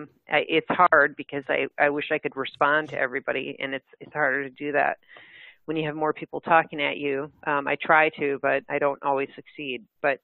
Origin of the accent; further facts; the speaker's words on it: Midwest, United States; Well, I'm a Midwesterner. I mean, through and through, and there's a certain kind of mentality in the Midwest.